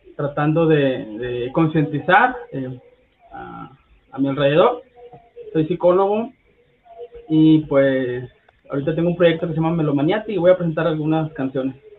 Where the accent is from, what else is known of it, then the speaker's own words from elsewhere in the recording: Monterrey, Nuevo León, Mexico; soy de Monterrey, Nuevo León una de las ciudades más contaminadas de Latinoamérica